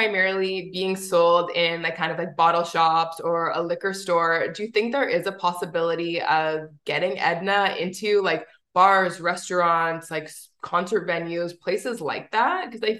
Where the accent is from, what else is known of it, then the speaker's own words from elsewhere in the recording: Winnipeg, Manitoba, Canada; I'm from Winnipeg, actually.